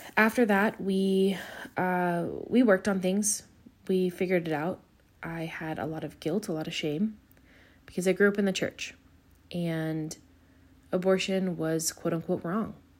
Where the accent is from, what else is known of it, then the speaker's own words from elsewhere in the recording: Pacifica, California, United States; also born or lived in Woodland; back in my hometown of Pacifica